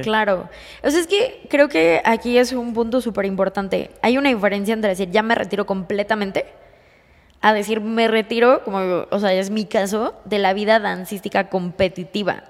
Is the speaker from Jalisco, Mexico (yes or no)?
no; Mexico City, Mexico; now in Querétaro, Mexico; yo soy de la Ciudad de México.